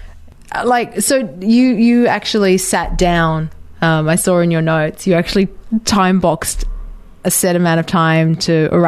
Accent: Australia; moved away as an adult; also born or lived in United Arab Emirates; now in Sydney, Australia; Growing up in Australia

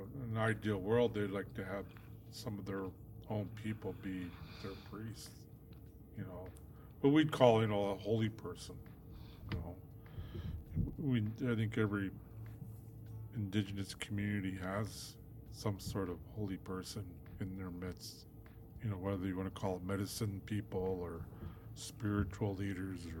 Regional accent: Pine Ridge Reservation, South Dakota, United States; now in Minneapolis, United States; we're from the Pine Reservation.

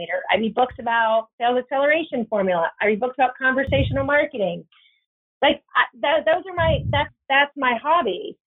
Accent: Virginia, United States; moved away; also born or lived in Bay Area, California; my husband and I grew up in Virginia. He grew up in Florida. So we're both from the East Coast

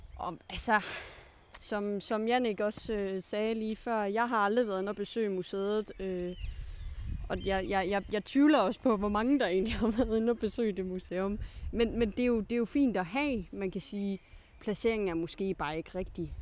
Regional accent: Svendborg, Southern Denmark, Denmark; moved away as an adult; now in Aarhus, Denmark; jeg er jo blevet født på Tåsinge, men, men jeg siger, at jeg er fra Svendborg

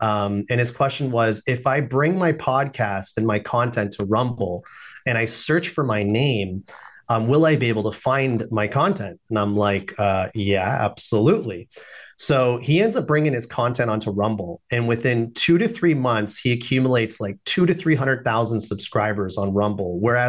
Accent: Canada; I'm Canadian, by the way

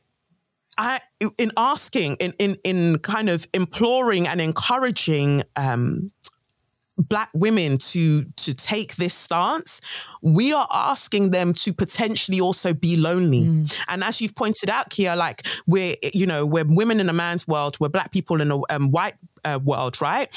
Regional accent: London, United Kingdom; also born or lived in Nigeria; I'm a Nigerian girl, 5 years old. I come to England, London. All I see is like lots of white people. Luckily, I moved to an area in South London, Peckham

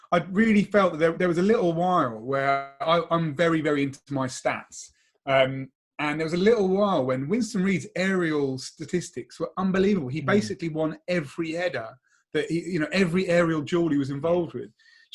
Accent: London, United Kingdom; I grew up in Southeast London.

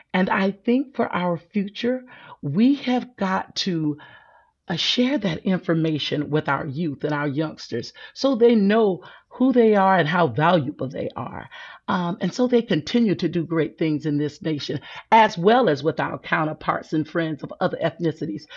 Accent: South Carolina, United States; I'm from South Carolina

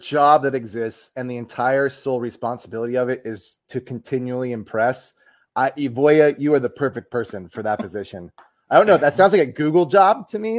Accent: United States; as the American here

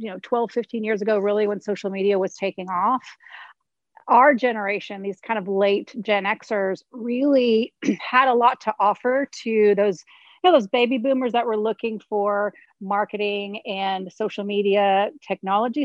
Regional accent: Houston, Texas, United States; I grew up in the Garden Oaks, Oak Forest area, as you know, born and raised, been here almost 42 years on and off

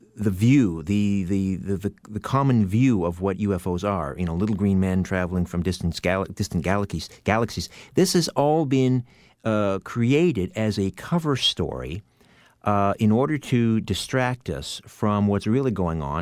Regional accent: Canada; weighing in as a Canadian

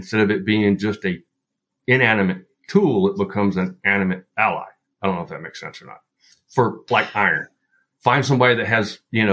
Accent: Appalachia, western North Carolina, United States; also born or lived in Utah; I am in the foothills of North Carolina, and I grew up western North Carolina, deep Appalachia. So my accent may kind of wander here a bit

